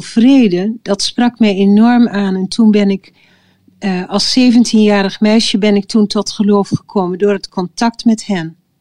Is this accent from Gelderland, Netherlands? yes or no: yes; village next to Oldebroek, Gelderland, Netherlands; het dorp wat naast ons dorp lag, in Oldebroek